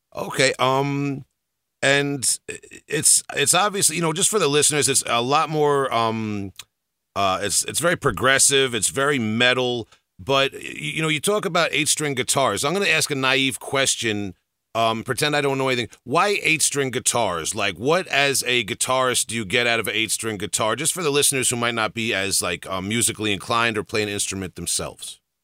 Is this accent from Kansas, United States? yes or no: no; New York, United States; I'm from New York